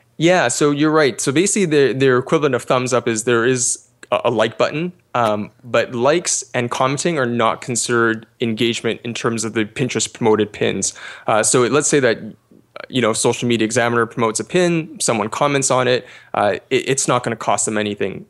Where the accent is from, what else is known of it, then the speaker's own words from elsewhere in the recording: Canada; I'm actually Canadian